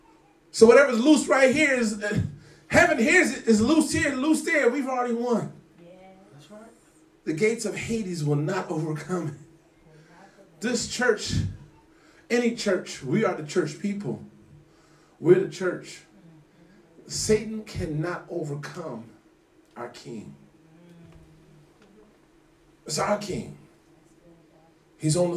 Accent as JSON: {"language": "English", "country": "United States", "tie": "born or raised there", "said": "growing up in America"}